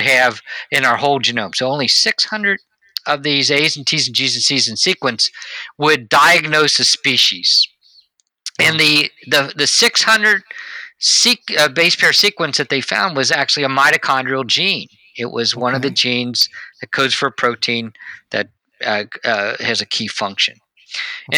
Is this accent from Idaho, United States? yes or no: no; Cincinnati, Ohio, United States; I grew up around Cincinnati